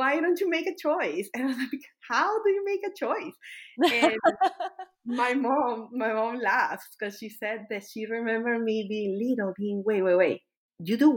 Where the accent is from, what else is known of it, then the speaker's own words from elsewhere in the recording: Caracas, Capital District, Venezuela; moved away as an adult; also born or lived in Kentucky, United States; now in Austin, United States; moving out of my country to the United States, and then I moved from a very big city. I moved from Caracas, that is like 5 million people, to a 10,000 people town.